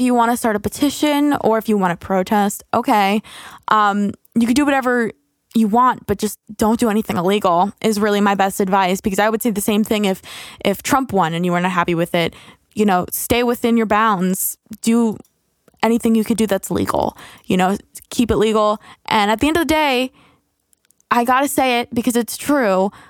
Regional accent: United States; as Americans

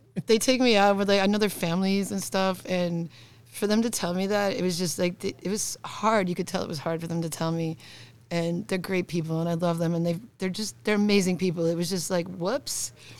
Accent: Buffalo, New York, United States; I'm from New York.

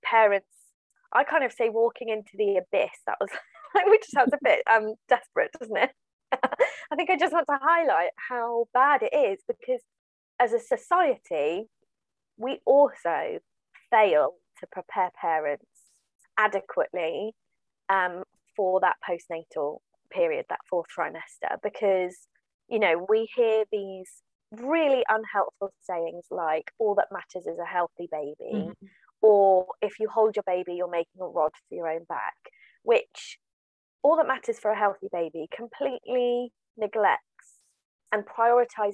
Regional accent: Swindon, South West England, United Kingdom; now in Devon, United Kingdom; I live in Devon. I grew up in Swindon in Wiltshire.

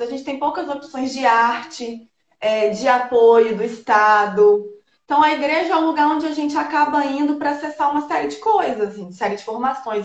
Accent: Governador Valadares, Minas Gerais, Brazil; also born or lived in Bahia; now in Espírito Santo, Brazil; eu sou de Minas Gerais, sou de Governador Valadares, na cidade do leste de Minas

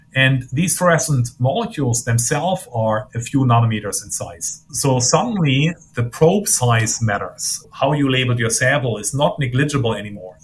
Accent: Germany; moved away as an adult; also born or lived in Maine, United States; now in United States; I grew up in Germany uh, got my physics degree in Germany

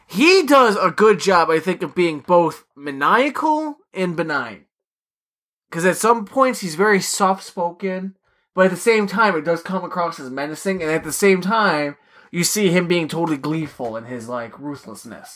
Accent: New York, United States; being a New Yorker

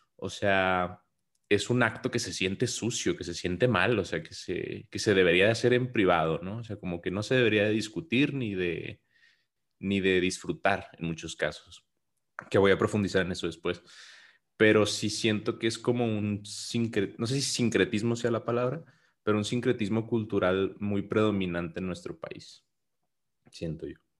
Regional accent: Mexico; nosotros somos mexicanos

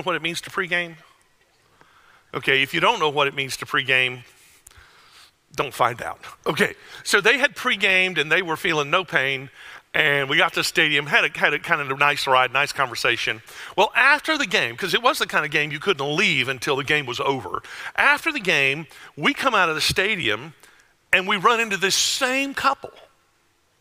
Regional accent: Wauchula, Florida, United States; moved away; A little town you've never heard of called Wachula

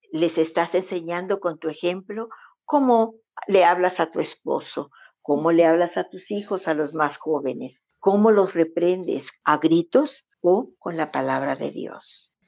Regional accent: Mexico; somos como familias mexicanas

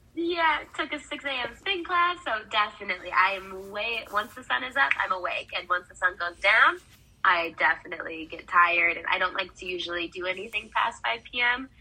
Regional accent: Wisconsin, United States; now in Arizona, United States; I grew up in Wisconsin, so it was like agricultural farm town.

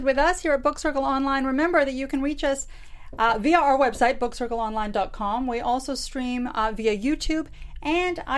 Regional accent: Canadian Rockies, Canada; I'm from the Canadian Rockies

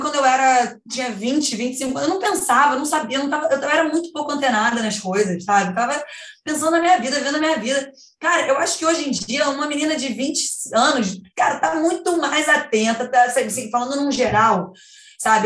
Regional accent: Brazil; eu sou brasileira

